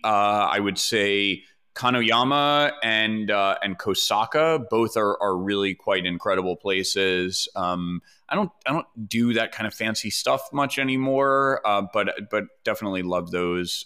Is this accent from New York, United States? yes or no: yes; New York City, New York, United States; I grew up in New York, but like I grew up very, very sheltered